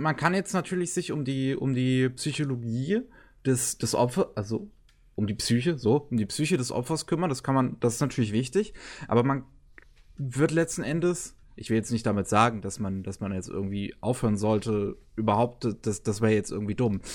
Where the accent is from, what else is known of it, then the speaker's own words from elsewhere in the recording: Germany; als äh, Deutsche